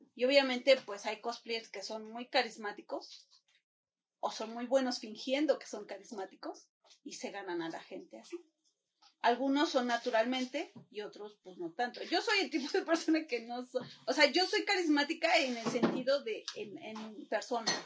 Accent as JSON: {"language": "Spanish", "region": "Puebla", "country": "Mexico", "said": "yo soy de Puebla"}